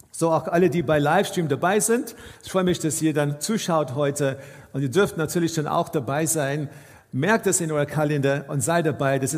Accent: South Africa; Ich bin aufgewachsen in Südafrika in einer, in einer Kirche und in unserer Kirche war es dann üblich, dass nur der Priester gebetet hat in einem Gottesdienst.

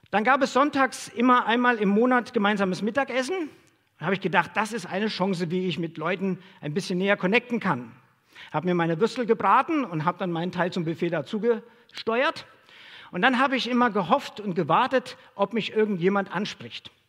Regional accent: Hesse, Germany; moved away as an adult; now in Dresden, Germany; Ich komme ursprünglich aus Hessen und ich habe ähm, Sozialpädagogik studiert

